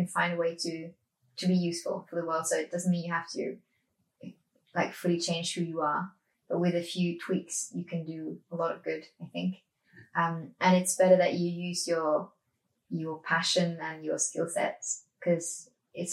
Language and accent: English; Norway; Growing up in Norway